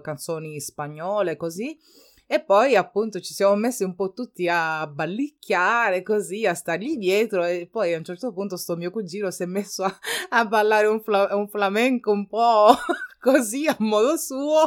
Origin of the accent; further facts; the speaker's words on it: Calabria, Italy; moved away; io parlo della, della, Calabria, di come si usa dalle mie parti